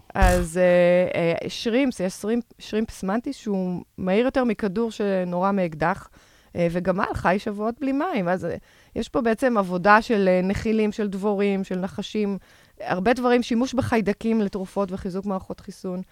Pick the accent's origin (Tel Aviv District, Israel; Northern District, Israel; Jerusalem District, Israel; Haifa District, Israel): Tel Aviv District, Israel; Tel Aviv; אני תל אביבית במקור